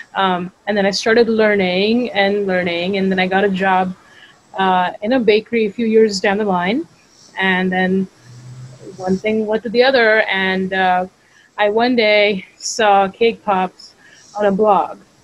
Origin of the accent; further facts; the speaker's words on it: Mumbai, Maharashtra, India; moved away as an adult; now in United States; I'm from India originally. I grew up in Bombay or Mumbai